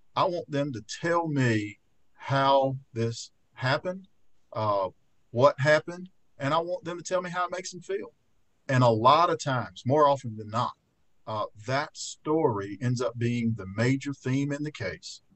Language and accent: English; Fayette, Alabama, United States; I spent so much time in my hometown over the last year